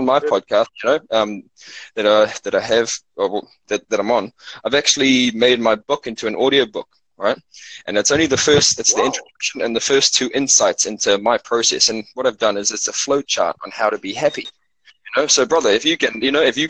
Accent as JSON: {"language": "English", "town": "Cape Town", "region": "Western Cape", "country": "South Africa", "tie": "born or raised there", "moved": "yes", "lives_now": "Auckland, New Zealand", "said": "I come from South Africa, and I grew up really poor over there"}